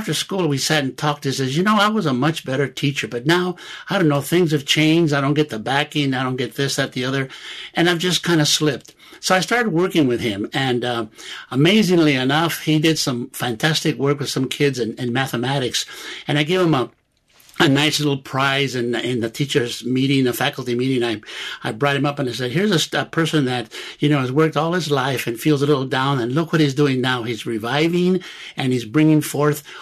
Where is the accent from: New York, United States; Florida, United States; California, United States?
California, United States; Los Angeles; also born or lived in Santa Barbara; I lived in the barrios of East L.A. All through high school.